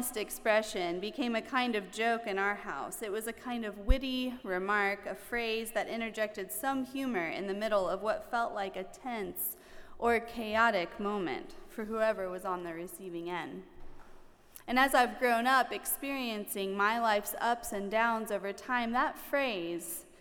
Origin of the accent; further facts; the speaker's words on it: the South, United States; I grew up in the South, and down South, we have lots of colorful phrases